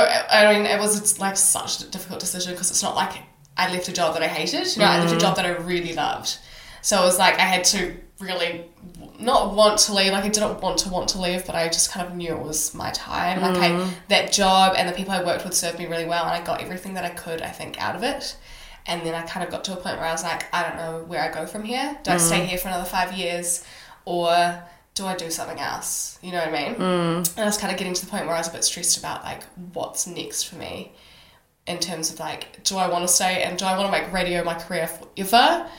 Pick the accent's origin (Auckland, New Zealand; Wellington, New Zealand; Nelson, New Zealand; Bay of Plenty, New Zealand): Auckland, New Zealand; moved away; We're all Kiwis from Auckland.